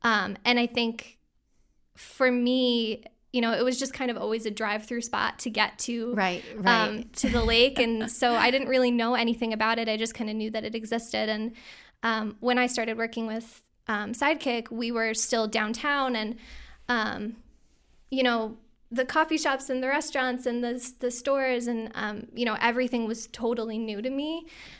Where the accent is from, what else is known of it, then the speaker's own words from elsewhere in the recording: New York, United States; now in Glens Falls, United States; So I grew up in the Capital Region just outside of Schenectady. And I actually spent my summers up in Lake George.